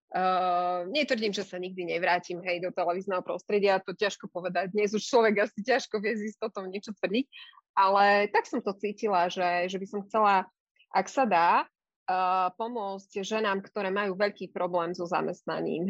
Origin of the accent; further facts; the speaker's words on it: eastern Slovakia, Slovakia; moved away; ja som z východného Slovenska a v tom čase aj moji rodičia žili na východe